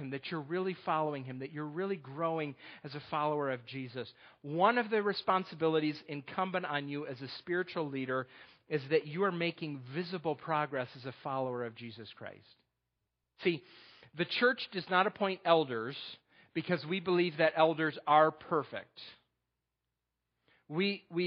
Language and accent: English; New York, United States; moved away; also born or lived in Texas; I'm from New York